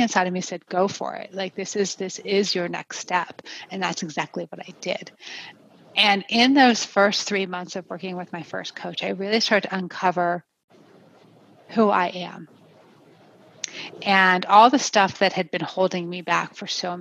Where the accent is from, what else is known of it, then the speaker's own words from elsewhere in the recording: New Jersey, United States; moved away as an adult; also born or lived in Pennsylvania; now in Colorado, United States; I'm a native of the East Coast of New Jersey